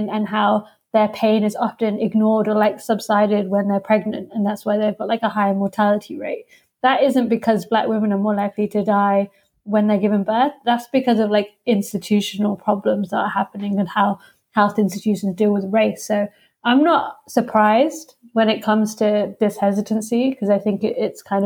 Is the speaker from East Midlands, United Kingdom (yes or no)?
yes; Leicester, East Midlands, United Kingdom; now in London, United Kingdom; I'm actually from Leicester